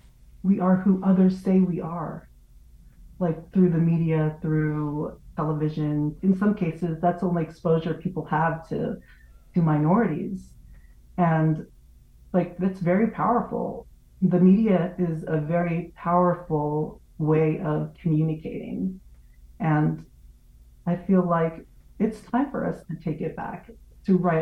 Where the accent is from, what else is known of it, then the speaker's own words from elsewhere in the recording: near Watsonville, California, United States; In California, I grew up like an hour away from Watsonville